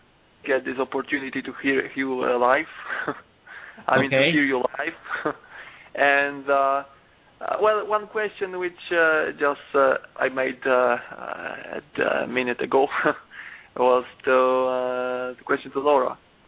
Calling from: Poland; English is a second language; From Poland.

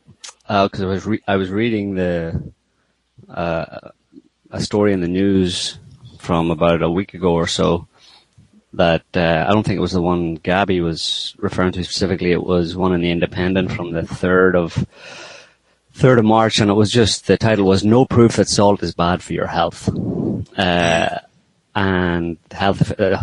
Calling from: France; I'm calling from France.

